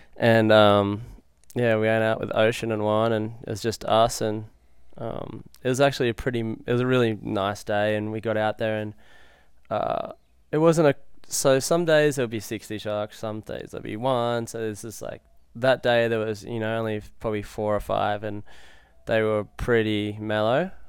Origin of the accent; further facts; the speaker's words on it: Lennox Head, New South Wales, Australia; now in Hawaii, United States; I'm from Lennox Head originally, uh, New South Wales, and I moved to Hawaii, like, about fifteen years ago